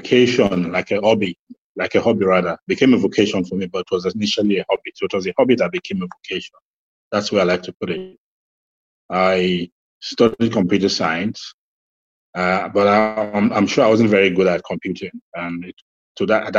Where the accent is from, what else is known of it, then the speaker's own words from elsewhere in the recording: Lagos, Nigeria; also born or lived in Ibadan, Nigeria; I grew up in Lagos, mostly, and Ibadan